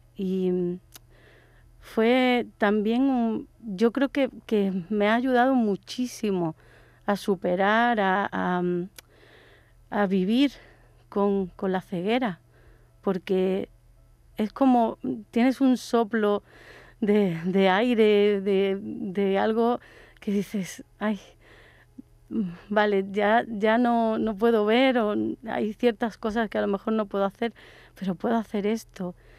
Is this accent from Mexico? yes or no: no; Málaga, Andalusia, Spain; born or raised there; also born or lived in Córdoba